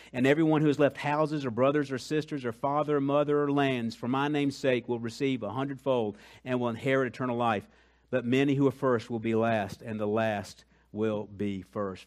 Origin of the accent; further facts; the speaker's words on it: Colombia; moved away; I'm from Colombia